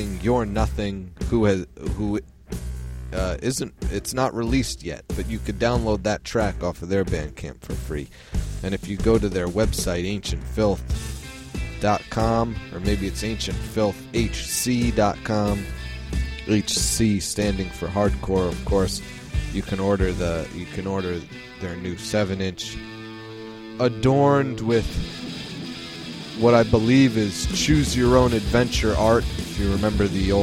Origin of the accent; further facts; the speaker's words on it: New York, United States; I am from New York